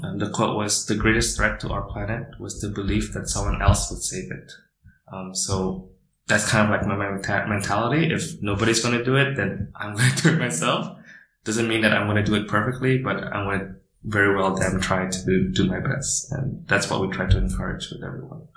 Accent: Indonesia; now in China; I am from Indonesia and I am the founder of Boomi

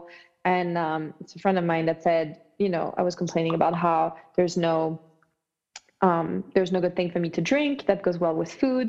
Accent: France; moved away as an adult; now in United States; I grew up in France

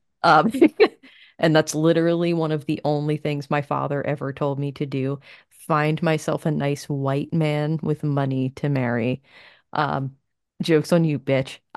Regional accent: United States; I grew up in America in the 90s

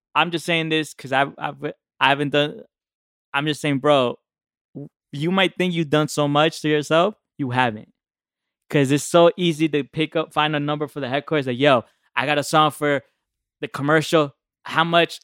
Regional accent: New Jersey, United States; I'm from Jersey. nine seven three

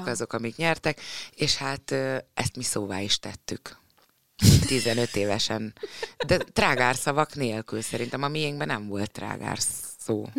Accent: Nyíregyháza, Szabolcs-Szatmár-Bereg, Hungary; moved away; Én jártam is ott suliba

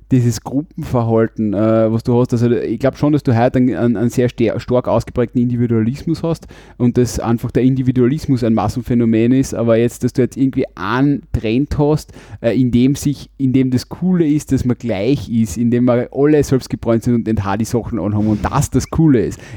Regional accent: Carinthia, Austria; eigentlich weiß ich ja gar nicht als Kärntnerin, äh, was da eigentlich genau los war und wie sich das angehört hat

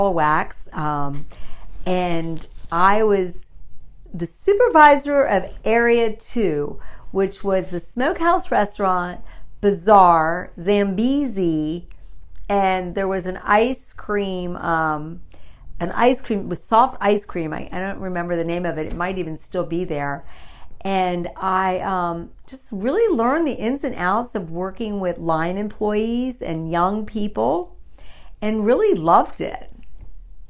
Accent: Tampa, Florida, United States; also born or lived in Cherry Hill, New Jersey; I was born in Cherry Hill, New Jersey, and my family moved to Tampa, Florida when I was 10 years old. And I feel like I'm a native now because I've been here so many years. Got to grow up in South Tampa

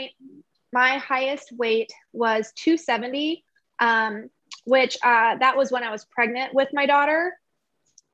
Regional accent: Arizona, United States; I have lived here my whole life. So same as Kennedy, born and raised in Arizona

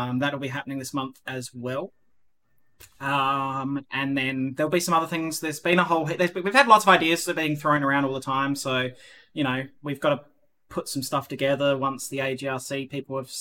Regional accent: Australia; now in Netherlands; I'm an Australian

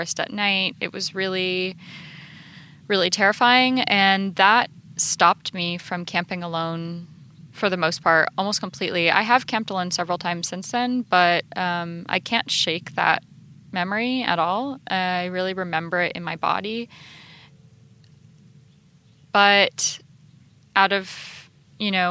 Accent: Florida, United States; now in Los Angeles, United States; I grew up in Florida where everything is going to eat you or sting you.

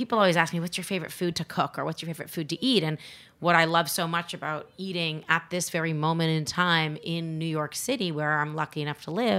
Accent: Canada; now in United States; I'm not actually American. I'm Canadian

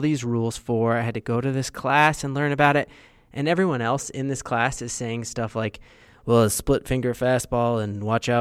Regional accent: Westminster, Colorado, United States; I grew up in the Westminster Thornton area

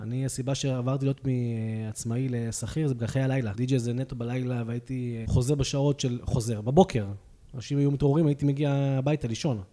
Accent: Hadera, Haifa District, Israel; moved away as an adult; now in Pardes Hanna, Israel; בן 38, במקור מחדרה. אני כבר גר uh, כמעט 17 שנה בפרדס חנה

